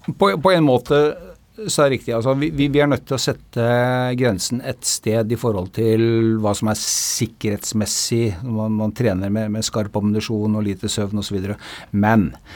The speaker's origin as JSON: {"language": "Norwegian", "country": "Norway", "said": "vi som nordmenn"}